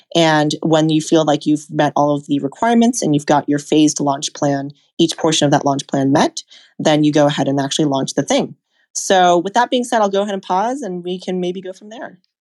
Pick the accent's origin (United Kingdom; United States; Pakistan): United States; Seattle, Washington; I grew up in Seattle